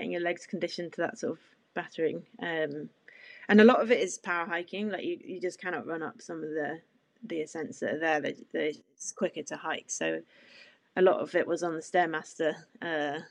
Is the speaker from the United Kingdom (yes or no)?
yes; Cornwall, South West England, United Kingdom; growing up in Cornwall, I'm used to strong winds on the coast path